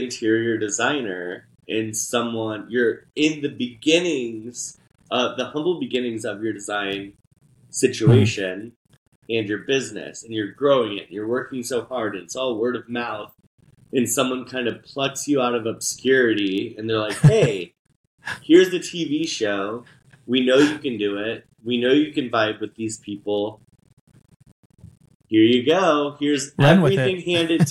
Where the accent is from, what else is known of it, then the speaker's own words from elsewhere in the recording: Indianapolis, Indiana, United States; also born or lived in New York City; I am originally from Indianapolis, Indiana, born and raised